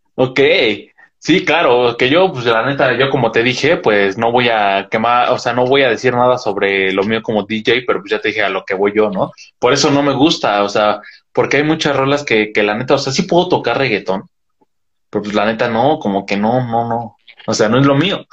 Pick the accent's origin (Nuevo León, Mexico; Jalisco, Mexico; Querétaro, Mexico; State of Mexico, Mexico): State of Mexico, Mexico; Metepec; yo soy de Metepec